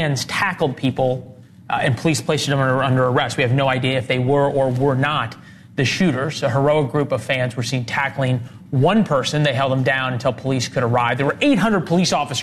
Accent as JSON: {"language": "English", "town": "St. Louis", "region": "Missouri", "country": "United States", "tie": "born or raised there", "said": "St. Louis, my hometown"}